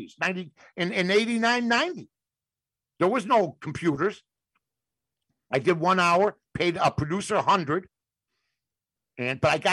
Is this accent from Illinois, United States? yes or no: yes; Chicago, Illinois, United States; my neighborhood was over there on the north side